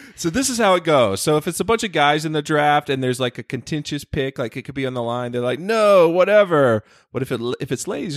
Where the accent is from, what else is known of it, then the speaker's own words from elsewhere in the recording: the South, United States; now in Los Angeles, United States; growing up in the South